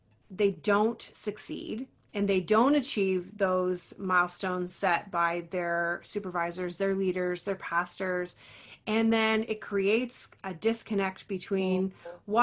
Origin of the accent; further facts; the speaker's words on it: Ontario, Canada; I'm from Ontario, Canada